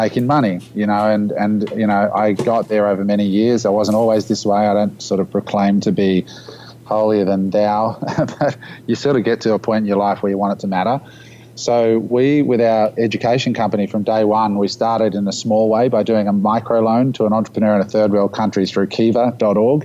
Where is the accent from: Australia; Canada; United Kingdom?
Australia; we live in this little country down under of 25 million people